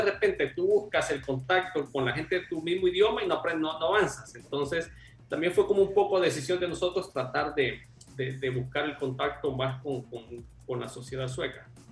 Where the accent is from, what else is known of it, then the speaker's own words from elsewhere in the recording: El Salvador; moved away as an adult; now in Sweden; nosotros como latinos, donde venimos del Salvador